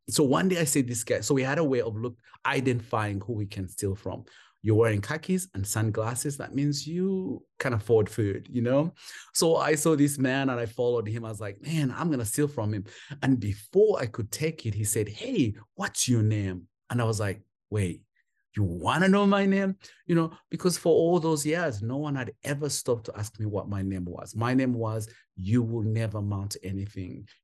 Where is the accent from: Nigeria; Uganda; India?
Uganda; Kampala, Central Region; moved away as an adult; also born or lived in England / Rwanda; now in North Carolina, United States; was a street kid for most of my years in Kampala